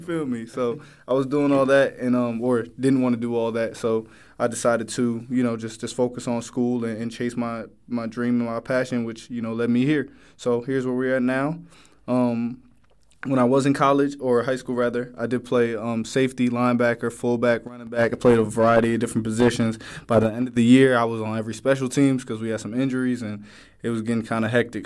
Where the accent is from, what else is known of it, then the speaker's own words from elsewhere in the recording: New Jersey, United States; now in Virginia, United States; I'm originally from New Jersey. Um, I went to high school in and college in uh, Virginia